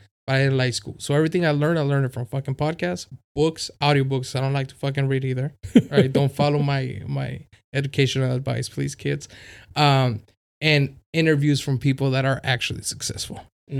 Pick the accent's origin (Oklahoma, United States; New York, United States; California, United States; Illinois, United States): California, United States; City Heights; I told him we both come from City Heights. You know, we grew up in City Heights.